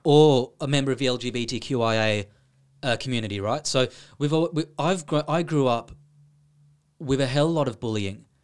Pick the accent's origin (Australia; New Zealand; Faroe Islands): Australia; Sydney, New South Wales; moved away as an adult; now in Ireland; I am from Sydney, Australia